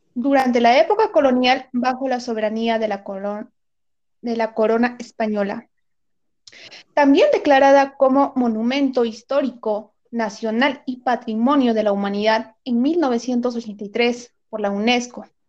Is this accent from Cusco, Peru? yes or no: yes; Cusco, Peru; mi querido Cusco